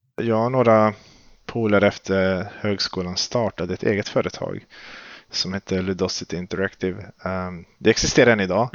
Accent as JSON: {"language": "Swedish", "town": "Skövde", "region": "Västra Götaland", "country": "Sweden", "tie": "born or raised there", "said": "Jag är född och uppvuxen i Skövde"}